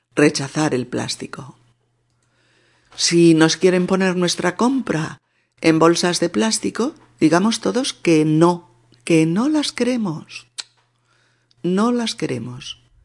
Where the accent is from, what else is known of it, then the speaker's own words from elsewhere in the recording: Spain; en mi país, en España